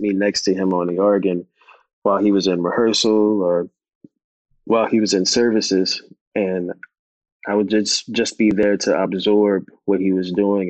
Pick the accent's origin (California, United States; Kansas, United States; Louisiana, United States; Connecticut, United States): Louisiana, United States; New Orleans; growing up in New Orleans